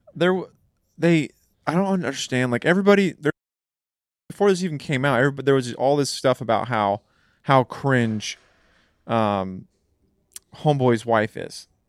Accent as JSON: {"language": "English", "region": "California", "country": "United States", "tie": "born or raised there", "said": "growing up in California"}